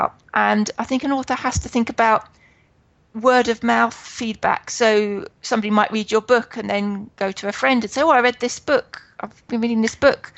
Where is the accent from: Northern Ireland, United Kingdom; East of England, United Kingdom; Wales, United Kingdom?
East of England, United Kingdom; Hertfordshire; I come from Hertfordshire in England, which is just outside London.